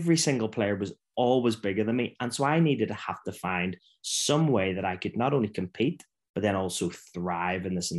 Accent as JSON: {"language": "English", "town": "Belfast", "region": "Northern Ireland", "country": "United Kingdom", "tie": "born or raised there", "said": "I grew up in Belfast in Northern Ireland in the 70s and 80s and 90s"}